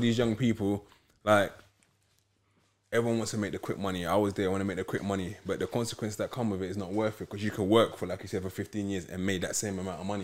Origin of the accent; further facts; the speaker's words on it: London, United Kingdom; I'm originally from Peckham